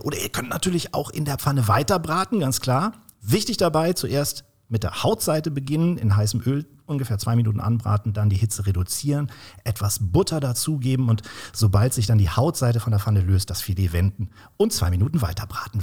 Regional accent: Kiel, Schleswig-Holstein, Germany; moved away; also born or lived in Swabia; nach zwölf Jahren Schwabenland bin ich auch wieder in meiner Heimat in äh, Kiel gelandet.

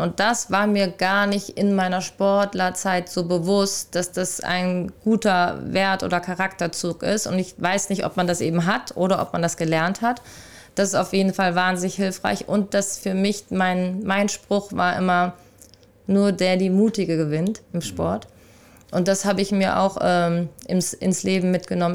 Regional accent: Rüsselsheim, Hesse, Germany; moved away; also born or lived in Hamburg; in meiner Heimatstadt Rüsselsheim aus der Arbeiter, also ich ist ja eine Arbeiterstadt, aus der ich komme.

